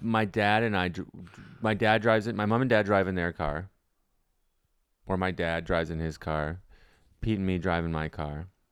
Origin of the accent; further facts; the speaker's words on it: Ottawa, Ontario, Canada; moved away; It's my hometown